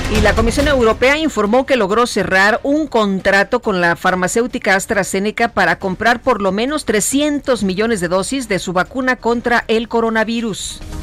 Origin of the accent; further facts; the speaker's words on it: Acámbaro, Guanajuato, Mexico; moved away; desde mi tierra a Cámbaro, Guanajuato